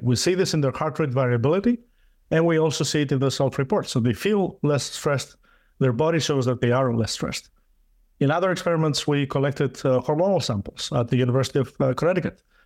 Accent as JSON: {"language": "English", "country": "Greece", "tie": "born or raised there", "also_born_or_lived": "Denmark", "moved": "as an adult", "lives_now": "United States", "said": "I went to my home country. I, I was born in Greece"}